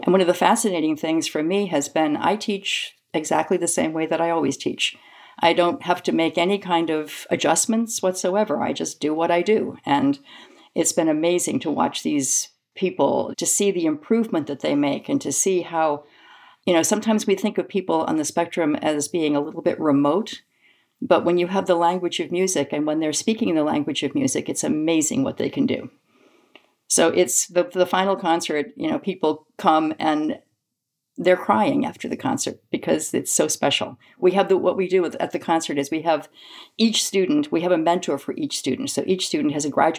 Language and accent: English; Lowell, Massachusetts, United States; moved away as an adult; now in Michigan, United States; I'm originally from the East Coast, from Lowell, Massachusetts